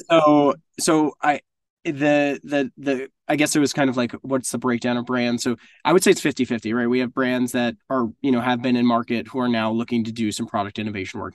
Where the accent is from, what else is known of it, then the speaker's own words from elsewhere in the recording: Northeast, United States; also born or lived in South Florida; now in New York, United States; I grew up in the Northeast.